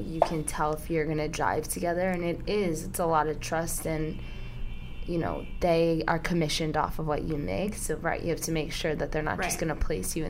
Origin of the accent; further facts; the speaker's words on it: Chicago, Illinois, United States; now in New York, United States; I'm from Chicago, so okay. I'm not from here either.